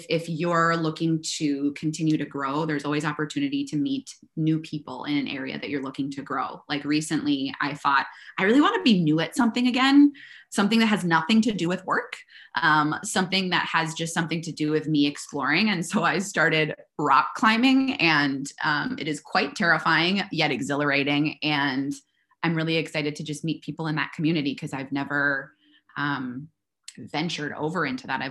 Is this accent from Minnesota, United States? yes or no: yes; Minnesota, United States; moved away as an adult; also born or lived in California; now in Austin, United States